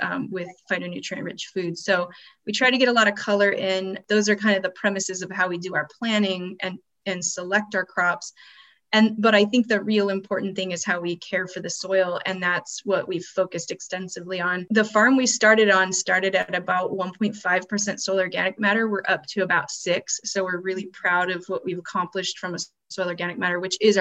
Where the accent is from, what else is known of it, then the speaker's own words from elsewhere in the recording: Alaska, United States; I was born in Alaska